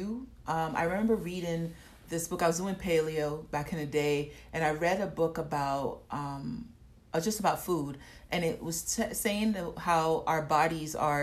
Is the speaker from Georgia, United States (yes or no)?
yes; Atlanta, Georgia, United States; also born or lived in Nigeria; I currently live in Atlanta. I've been living in Atlanta for a long time, since I was 8